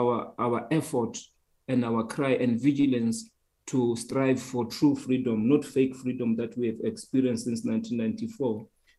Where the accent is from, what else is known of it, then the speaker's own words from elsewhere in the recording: South Africa; the danger of not saying we are Black, we are African, and we just say we are just South African, I think is the most myopic way of looking at the reality of South Africa